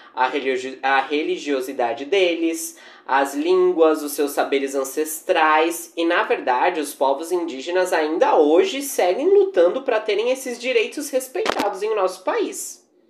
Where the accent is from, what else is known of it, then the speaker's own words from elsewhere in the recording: Brazil; a nossa pitada brasileira